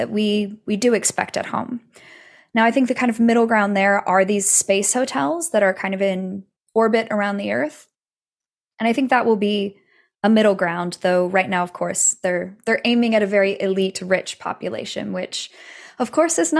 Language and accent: English; United States; I'm American, born and raised in the US